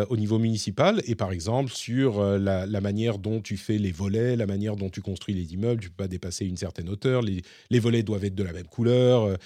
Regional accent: Paris, Île-de-France, France; j'ai grandi en tant que Parisien et je sais que l'urbanisme

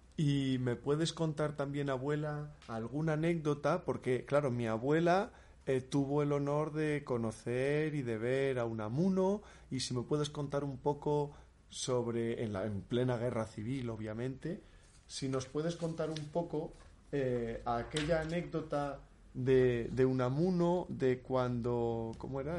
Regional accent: Salamanca, Castile and León, Spain; now in Bilbao, Spain; los dos somos salmantinos, mi abuela está viviendo en Salamanca, yo aunque estoy ahora en Bilbao, pero esa es mi tierra

